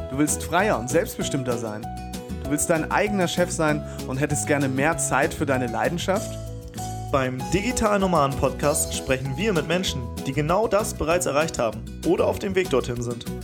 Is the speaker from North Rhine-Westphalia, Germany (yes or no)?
no; Lower Saxony, Germany; ich komme da aus der Ecke Soltau-Fallenbosse, wo der Heidepark ist.